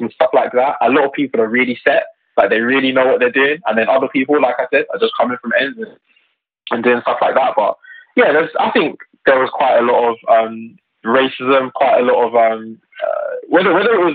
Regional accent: Luton, East of England, United Kingdom; I'm from Luton, and locally I'm involved in our politics here.

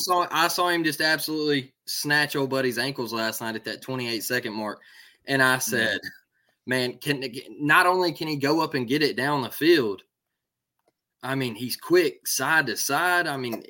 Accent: Florida, United States; You know, hey, I come from the same trenches you come from. You know, we're both from Florida.

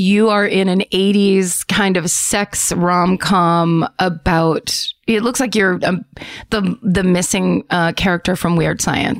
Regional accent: Philadelphia, Pennsylvania, United States; Like I said home, like I'm from Philadelphia. Am I in Philadelphia? No.

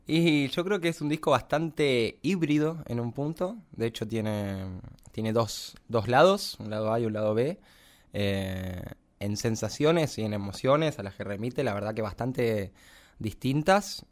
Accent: Los Polvorines, Buenos Aires Province, Argentina; also born or lived in San Miguel; nací en San Miguel, pero me crié en Los Polvorines, al noroeste de la ciudad

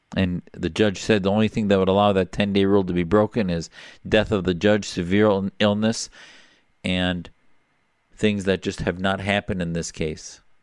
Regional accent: Neenah, Wisconsin, United States; I grew up in a small town, Neenah, Wisconsin.

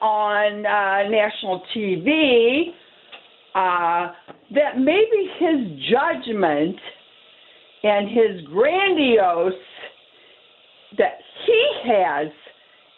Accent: outside of Detroit, Michigan, United States; now in New York, United States; I grew up outside of Detroit, Michigan

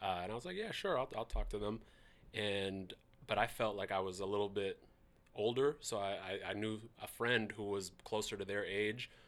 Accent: Seattle, Washington, United States; growing up in Seattle, I went to Mercer Middle School. I went to Franklin. I grew up in all parts of the South End, Holly Park, Rainier Vista, that's where I grew up

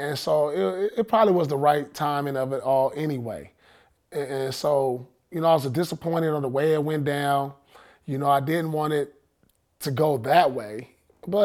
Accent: Inglewood, California, United States; we grew up together in Inglewood High School. We played JV together.

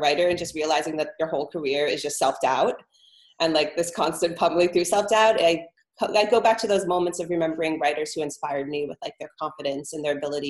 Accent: Florida, United States; moved away; also born or lived in Los Angeles; I grew up in Florida.

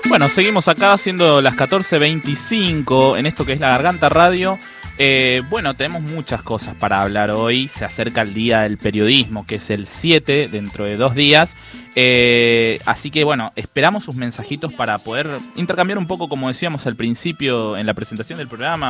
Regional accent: Paraguay; Spanish is a second language; also born or lived in Villa 21-24, Buenos Aires; now in Buenos Aires, Argentina; yo soy paraguayo. Entonces, la verdad es que yo hablo mal, hablo mal el castellano

